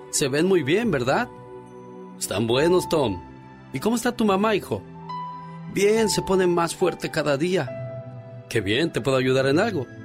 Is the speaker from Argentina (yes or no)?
no; Zacapu, Michoacán, Mexico; moved away; un día salí de Zacapu, Michoacán, pero Zacapu, Michoacán nunca salió de mí.